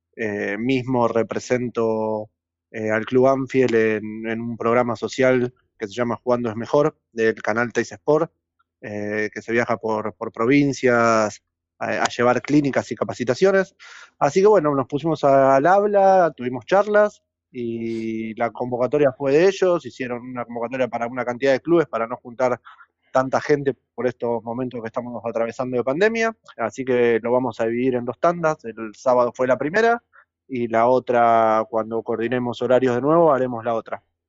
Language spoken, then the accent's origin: Spanish; Banfield, Buenos Aires Province, Argentina; yo soy nacido en Banfield, eh, jugué en Banfield toda mi vida